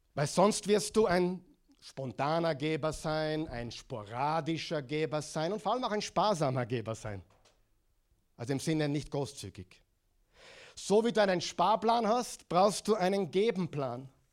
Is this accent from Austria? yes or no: yes; Austria; accent: Austrian; moved away as an adult; also born or lived in Oklahoma; In Oklahoma mit meinem äh, Austrian Accent